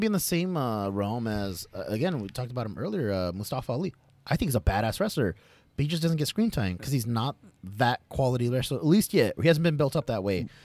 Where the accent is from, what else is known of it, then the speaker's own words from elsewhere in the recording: United States; I'm American, I, I identify as an American